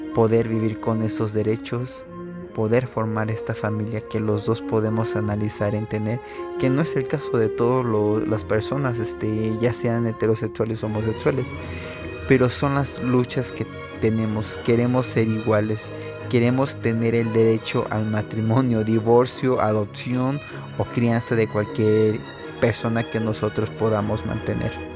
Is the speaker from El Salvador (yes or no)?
no; Mexico; sea mexicano y que esté en un lugar donde hay puros mexicanos o mayormente somos mexicanos